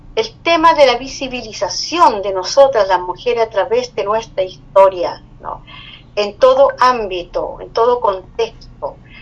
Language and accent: Spanish; Chile; como chilenos